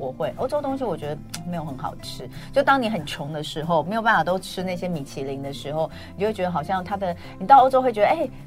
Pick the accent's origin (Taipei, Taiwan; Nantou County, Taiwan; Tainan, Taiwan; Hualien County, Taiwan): Taipei, Taiwan; 我们台北